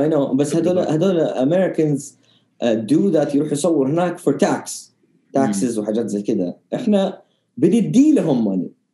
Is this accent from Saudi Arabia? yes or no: yes; Jeddah, Makkah Province, Saudi Arabia; also born or lived in Riyadh; لما كنت صغير كنت ساكن في الرياض الين ثالثه ابتدائي تقريبا وكنت دائما اشرد جده عشان كل قرايبي هنا كل اهلي هنا